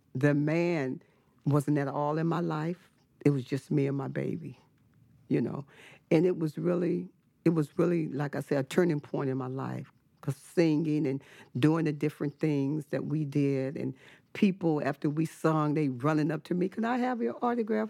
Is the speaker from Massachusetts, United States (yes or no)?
no; Richmond, California, United States; also born or lived in Fresno, California; I was born in Fresno, California, but I was raised in the city of Richmond